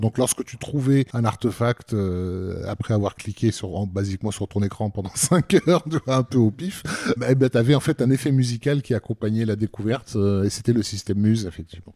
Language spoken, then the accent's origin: French; Algeria; en tant qu'Algérien